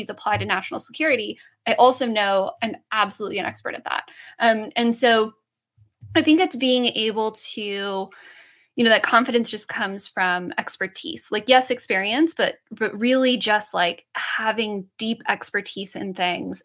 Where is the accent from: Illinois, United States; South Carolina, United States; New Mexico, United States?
New Mexico, United States; Southern; I grew up in Southern New Mexico